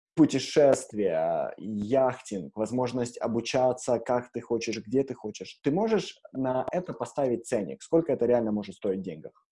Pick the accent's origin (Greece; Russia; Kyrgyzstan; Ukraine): Ukraine; moved away; я родился в Украине